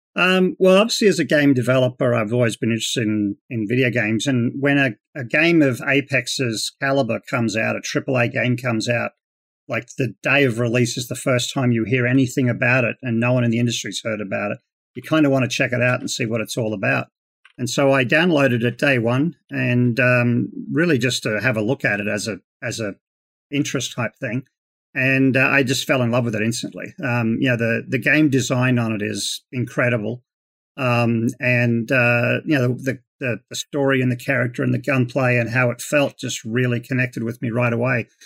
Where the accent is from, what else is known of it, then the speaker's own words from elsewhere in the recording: Queensland, Australia; moved away as an adult; now in Las Vegas, United States; So I'm originally from, um, Queensland in Australia. Uh, grew up in the Australian outback, um, and I moved over to the United States about twenty years ago.